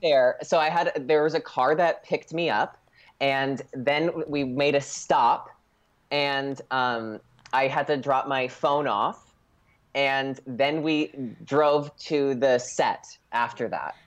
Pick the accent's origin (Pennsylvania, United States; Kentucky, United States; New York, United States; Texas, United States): Pennsylvania, United States; Scranton; now in Los Angeles, United States; I literally was born at Mercy Hospital in Scranton